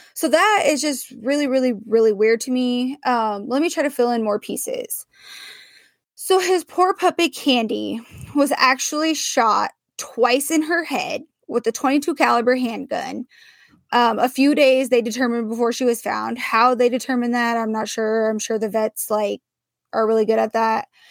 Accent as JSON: {"language": "English", "town": "Portland", "region": "Oregon", "country": "United States", "tie": "born or raised there", "said": "my hometown of Portland, Oregon"}